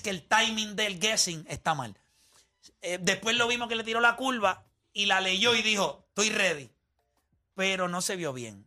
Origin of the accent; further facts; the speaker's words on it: Puerto Rico; porque somos boricuas